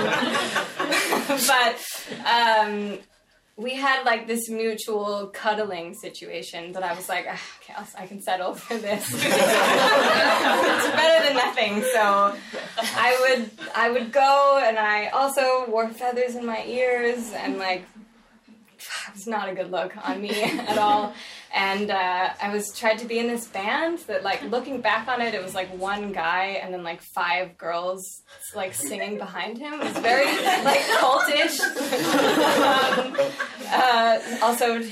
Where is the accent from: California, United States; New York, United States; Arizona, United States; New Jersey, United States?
California, United States; I'm from California